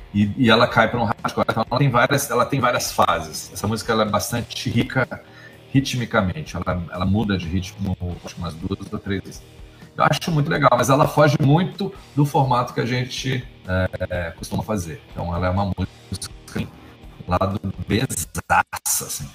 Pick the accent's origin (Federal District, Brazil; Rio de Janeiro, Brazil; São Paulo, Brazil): Federal District, Brazil; Brasília; sou de Brasília